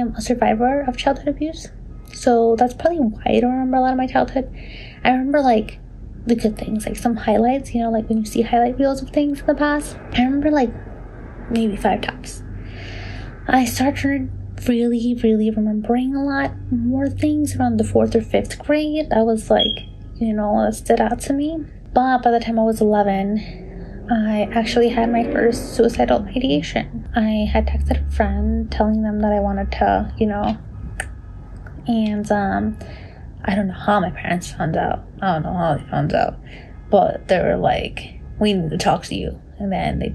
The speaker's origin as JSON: {"language": "English", "area": "Long Island", "region": "New York", "country": "United States", "tie": "born or raised there", "said": "I was born and raised in Long Island, New York as a Salvadoran American"}